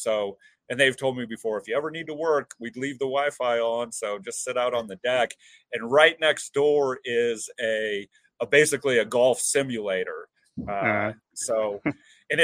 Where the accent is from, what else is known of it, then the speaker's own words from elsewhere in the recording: between Paxton and Sutherland, Nebraska, United States; also born or lived in Lincoln, Nebraska; I grew up on a farm outside of in between Paxton and Sutherland, Nebraska